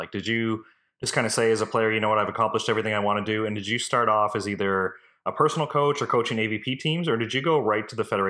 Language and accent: English; Canada; as a Canadian interviewing an American